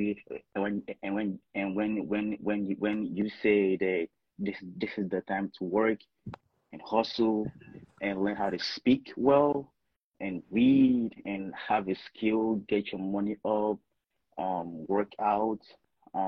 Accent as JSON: {"language": "English", "country": "Nigeria", "moved": "as an adult", "lives_now": "Minnesota, United States", "said": "I'm Nigerian, but I came to school here. I came here for college."}